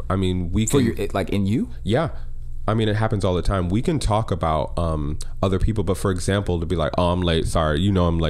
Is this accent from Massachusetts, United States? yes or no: no; Connecticut, United States; moved away; I grew up in Connecticut, working at the JCC now and then